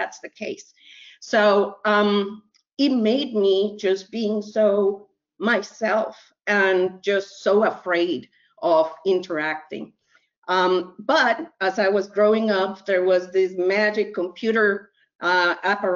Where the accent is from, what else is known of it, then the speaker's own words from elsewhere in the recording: Mexico; now in United States; I was born in Mexico